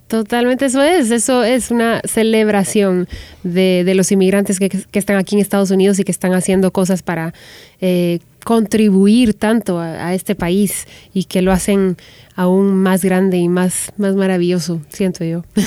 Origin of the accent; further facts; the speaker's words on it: Guatemala; moved away as an adult; now in Los Angeles, United States; soy guatemalteca, que vengo de Latinoamérica